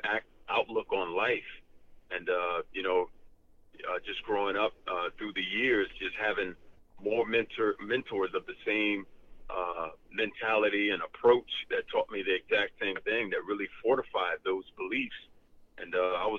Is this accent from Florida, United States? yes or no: yes; Fort Lauderdale, Florida, United States; Born and raised in Fort Lauderdale, Florida, one of 15 children